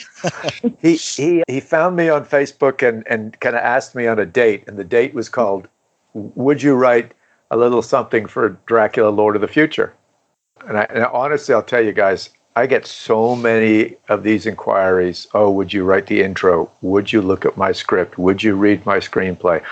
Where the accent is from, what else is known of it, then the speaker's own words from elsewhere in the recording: Canada; moved away as an adult; now in South Carolina, United States; I was born and raised in Canada.